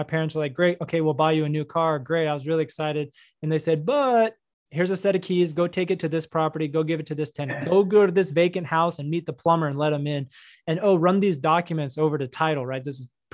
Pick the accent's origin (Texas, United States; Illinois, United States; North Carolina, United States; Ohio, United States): Texas, United States; North; also born or lived in New York / Florida; now in Dallas, United States; I grew up in North Texas. So, you know, I'd say I'm from here